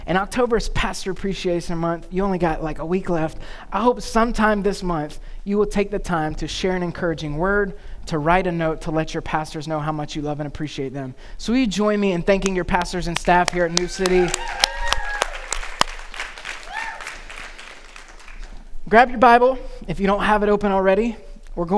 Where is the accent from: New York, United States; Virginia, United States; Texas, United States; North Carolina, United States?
North Carolina, United States; being from North Carolina, growing up in North Carolina